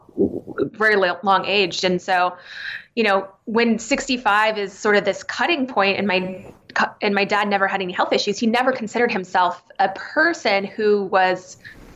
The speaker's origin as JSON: {"language": "English", "region": "Arizona", "country": "United States", "tie": "born or raised there", "said": "I grew up in Arizona"}